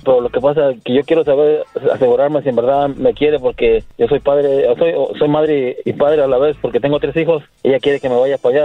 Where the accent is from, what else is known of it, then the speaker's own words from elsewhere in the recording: Querétaro, Mexico; moved away; Yo soy de Querétaro.